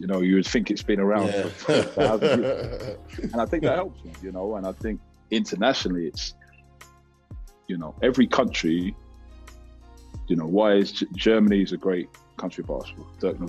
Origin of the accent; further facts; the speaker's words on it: Jamaica; You know, I'm Jamaican, I'm not British.